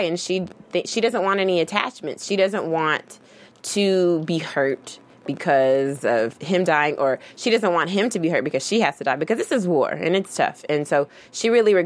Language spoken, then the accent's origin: English; Kentucky, United States; I'm from Kentucky